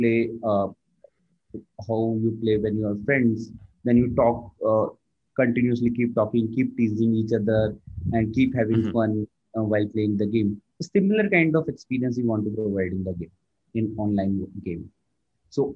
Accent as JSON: {"language": "English", "country": "India", "tie": "born or raised there", "said": "I born and brought up in India. Right now, I'm working in Bangalore"}